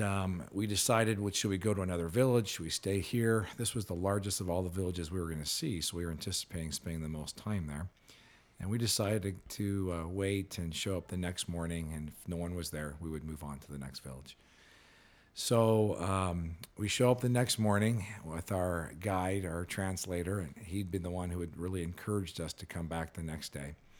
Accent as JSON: {"language": "English", "region": "California", "country": "United States", "tie": "born or raised there", "said": "I grew up in California"}